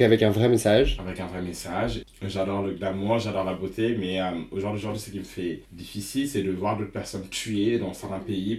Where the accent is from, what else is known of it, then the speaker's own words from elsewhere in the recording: Senegal; moved away; also born or lived in Stockholm, Sweden; je suis né j'ai grandi en Afrique